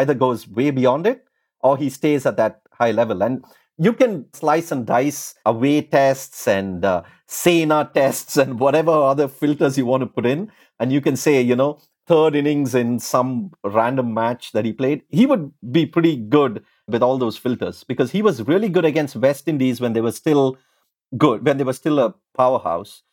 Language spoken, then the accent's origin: English; India; when I was growing up in India